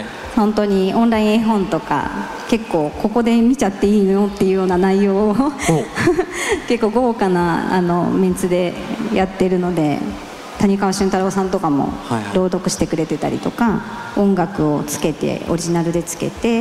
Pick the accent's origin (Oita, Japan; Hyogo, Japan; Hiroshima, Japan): Hyogo, Japan; Awaji Island; 私あの出身が淡路島